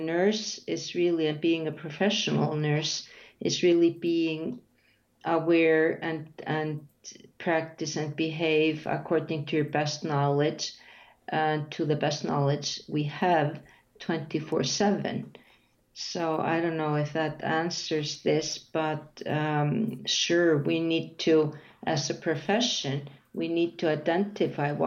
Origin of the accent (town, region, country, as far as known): Iceland; first language Icelandic; English is a second language